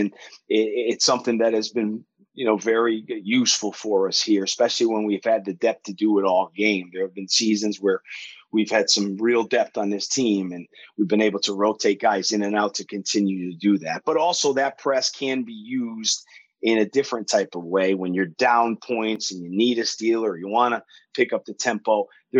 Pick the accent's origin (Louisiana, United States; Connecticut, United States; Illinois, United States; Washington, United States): Connecticut, United States; moved away as an adult; now in Leicester, United Kingdom; Yes. I grew up in Connecticut in the 80s